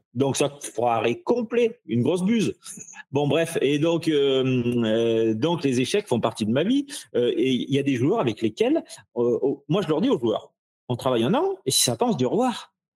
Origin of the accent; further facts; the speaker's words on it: Ardèche, Auvergne-Rhône-Alpes, France; je viens d'Ardèche, je suis un petit, je suis qu'un petit Ardéchois